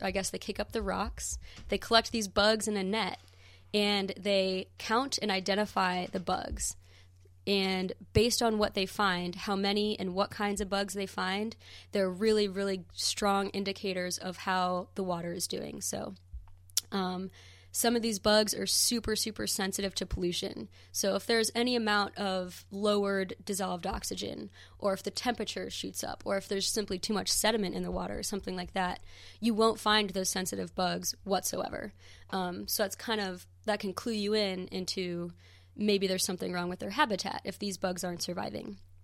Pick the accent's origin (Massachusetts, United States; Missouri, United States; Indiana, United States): Missouri, United States; St. Louis; now in Western North Carolina, United States; I'm originally from Saint Louis, Missouri, so I grew it up, grew up right along the banks of the Mississippi River.